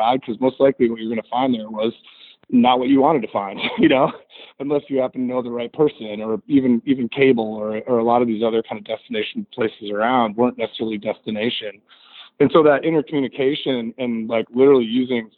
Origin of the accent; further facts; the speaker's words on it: Midwest, United States; I really have always felt as a Midwesterner